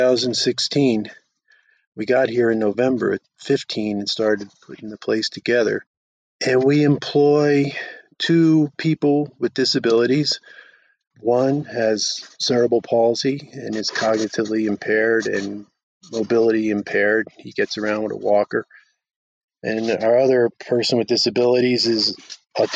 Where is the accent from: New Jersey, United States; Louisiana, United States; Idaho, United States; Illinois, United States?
New Jersey, United States; moved away; also born or lived in Reno, Nevada; I grew up in New Jersey, just outside of Manhattan